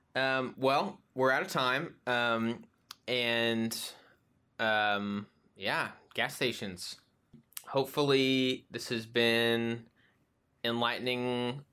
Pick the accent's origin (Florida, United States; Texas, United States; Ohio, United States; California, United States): Texas, United States; Abilene; moved away; when I was growing up in Abilene